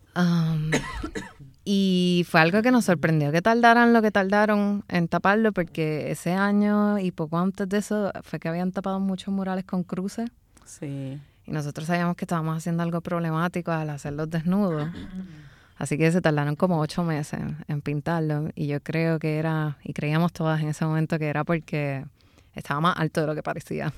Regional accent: San Juan, Puerto Rico; yo viví en Santurce por mucho tiempo y me crié en Santurce

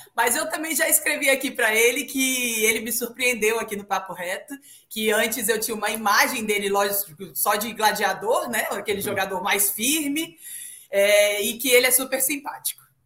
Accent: Brasília, Federal District, Brazil; eu sou de Brasília

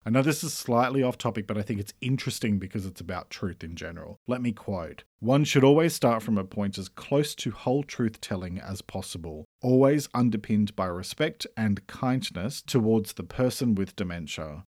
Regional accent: Australia; I'm an Australian writer and speaker

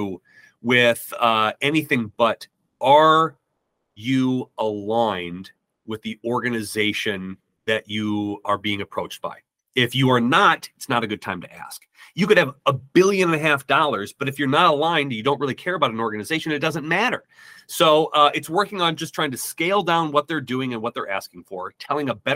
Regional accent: Midwest, United States; I'm from the Midwest

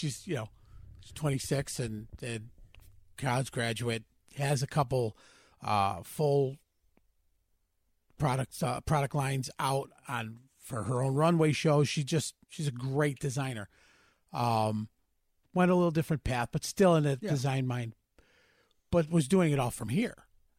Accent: Nashville, Tennessee, United States; I've been there. I'm from Nashville as well. I know the struggle you're going through

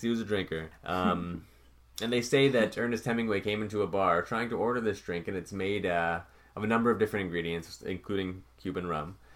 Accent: Canada; as a Canadian

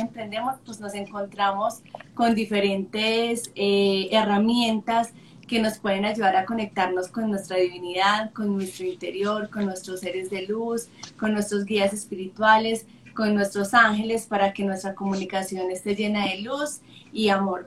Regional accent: Sonsón, Antioquia, Colombia; cuando tenía ocho años, cuando vivía en Sonsón con mi familia, porque soy de Sonsón, Antioquia

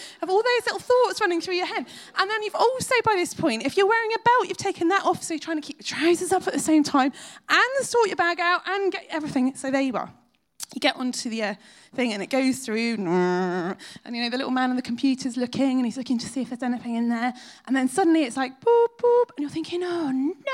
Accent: United Kingdom; we're British

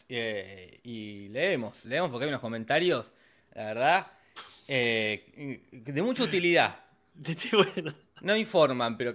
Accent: La Plata, Buenos Aires Province, Argentina; Nosotros somos de La Plata

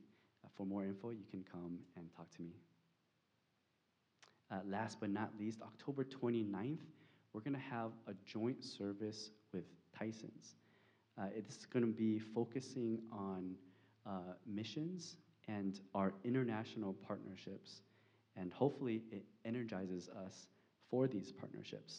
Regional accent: California, United States; now in Arlington, United States; I'm from California

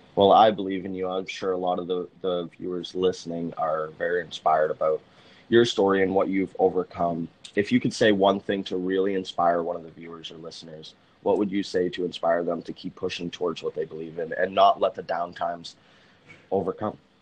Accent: Massachusetts, United States; moved away; Massachusetts is actually my home state

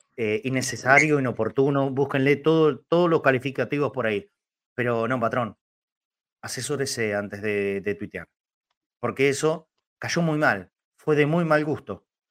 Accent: Argentina; los argentinos

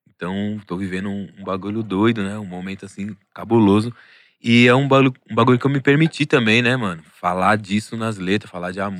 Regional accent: São Paulo, Brazil; eu sou da Vila Maria

